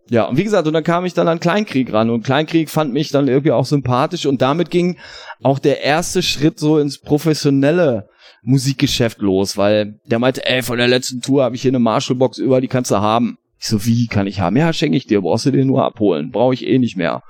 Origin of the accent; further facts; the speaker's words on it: Hagen, North Rhine-Westphalia, Germany; Ich komme ja aus Hagen ist ja eine sehr musikalische Stadt, besonders in den 80ern auch